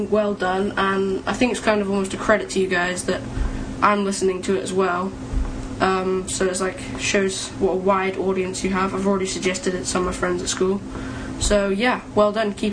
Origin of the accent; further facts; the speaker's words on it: United Kingdom; it's not just because I'm British